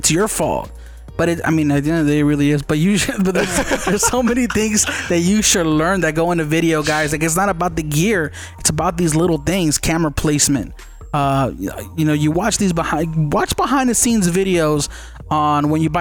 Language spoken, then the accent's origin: English; Mexico; first language Spanish; English is a second language; I'm such a bad Mexican